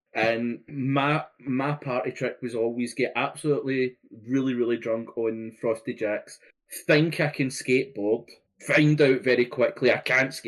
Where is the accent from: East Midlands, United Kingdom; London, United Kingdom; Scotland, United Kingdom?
Scotland, United Kingdom; when I was 11 and started my tenure as a Scotsman